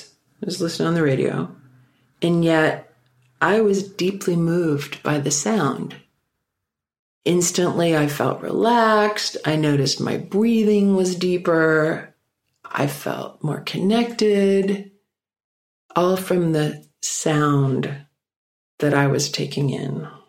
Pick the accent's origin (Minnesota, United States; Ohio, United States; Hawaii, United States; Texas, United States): Minnesota, United States; Minneapolis; also born or lived in Stockholm, Sweden; I was born in Stockholm, Sweden, and I lived there until I was 5 and obviously learned to speak Swedish. Then my parents gathered me up and we emigrated to the United States. And our first stop was Minneapolis, Minnesota